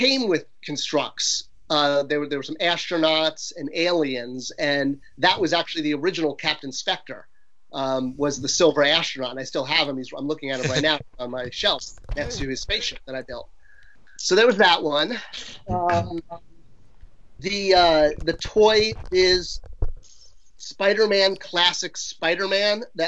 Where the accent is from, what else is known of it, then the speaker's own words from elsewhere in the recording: Irvine, California, United States; also born or lived in Connecticut; after Connecticut, I grew up in California, and then I was in high school in Irvine, California, Orange County